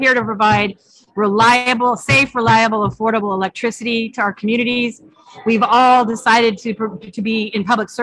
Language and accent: English; California, United States; I'm from California